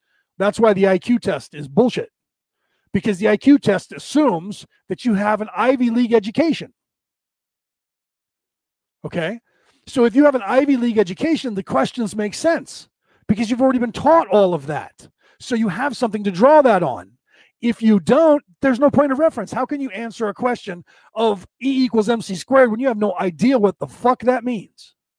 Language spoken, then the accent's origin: English; Ireland; It's just being Irish, I go on a lot longer than some people's patience